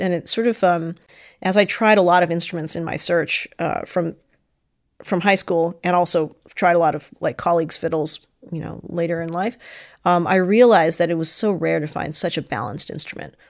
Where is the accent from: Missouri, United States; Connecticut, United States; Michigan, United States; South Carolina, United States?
Connecticut, United States; Stamford; I was born in Stamford, Connecticut.